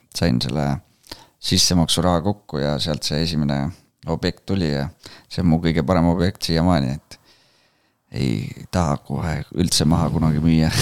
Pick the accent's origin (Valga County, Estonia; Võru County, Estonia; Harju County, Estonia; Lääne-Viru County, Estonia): Lääne-Viru County, Estonia; Rakvere; now in Tallinn, Estonia; ma olen tulnud Rakverest, et praegu elan Tallinnas ja töötan Viimsis